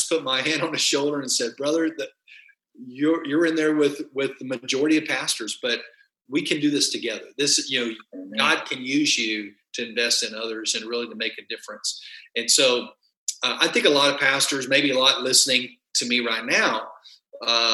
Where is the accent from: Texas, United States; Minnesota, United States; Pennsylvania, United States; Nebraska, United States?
Texas, United States; West; I grew up in a farming community in West Texas where everything was flat